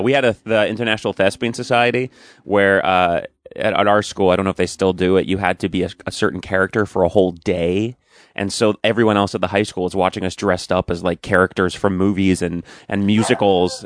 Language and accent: English; Commack, near Smithtown, Long Island, New York, United States; I was born in Long Island. Uh, well, I, technically, I think I was born in, like, Mount Sinai Hospital or something, but, um, I grew up in Quorum, which is near Smithtown